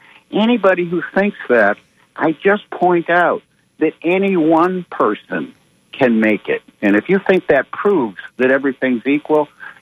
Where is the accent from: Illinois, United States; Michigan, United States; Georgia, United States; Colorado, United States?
Michigan, United States; Detroit; I grew up in Detroit